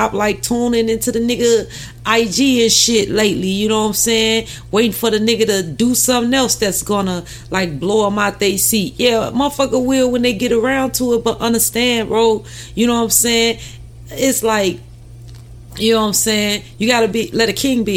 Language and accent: English; Chicago, Illinois, United States; my hometown, you know what I'm saying, Chicago.